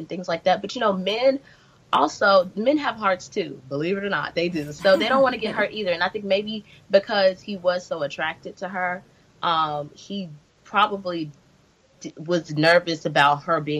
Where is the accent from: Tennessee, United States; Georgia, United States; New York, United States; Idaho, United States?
Tennessee, United States; Memphis; moved away as an adult; now in Los Angeles, United States; I'm from Memphis, Tennessee